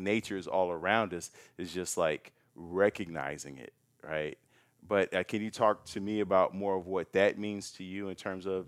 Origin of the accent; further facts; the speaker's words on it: Chicago, Illinois, United States; It's like, I'm from Chicago.